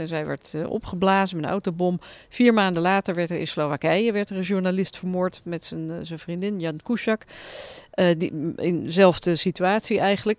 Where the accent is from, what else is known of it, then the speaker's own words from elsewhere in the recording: Netherlands; moved away as an adult; now in Brussels, Belgium; Tuurlijk ben ik een Nederlander, ik ben daar gevormd